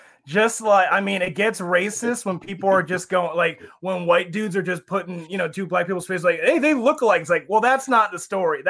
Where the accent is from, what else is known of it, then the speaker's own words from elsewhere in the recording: Pennsylvania, United States; now in Los Angeles, United States; I grew up in Pennsylvania, but I've lived here for enough years.